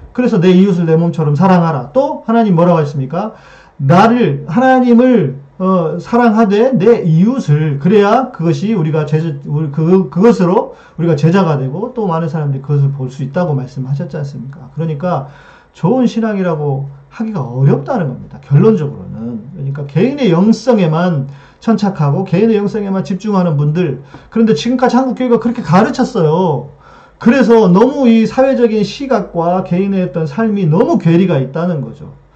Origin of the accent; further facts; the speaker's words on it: Jeolla, South Korea; 제 고향이 이제 전라도 쪽인데